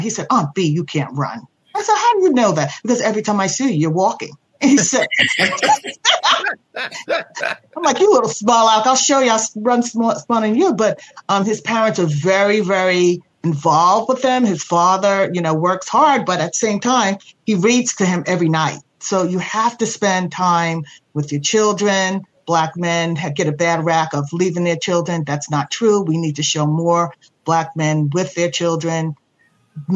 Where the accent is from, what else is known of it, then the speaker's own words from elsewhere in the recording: New York City, New York, United States; also born or lived in Laurelton, Queens; growing up in Astoria, Queens